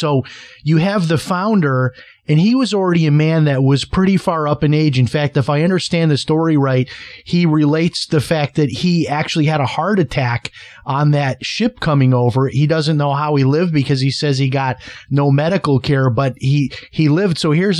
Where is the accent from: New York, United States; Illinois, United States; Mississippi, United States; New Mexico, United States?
Illinois, United States; Chicago; I grew up in Chicago. I'm 55, so I think I'm younger than you.